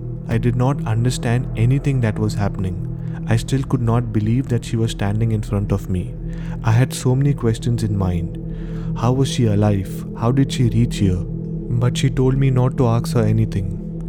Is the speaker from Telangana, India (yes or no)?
yes; Hyderabad, Telangana, India; now in Bangalore, India; I'm basically from Hyderabad.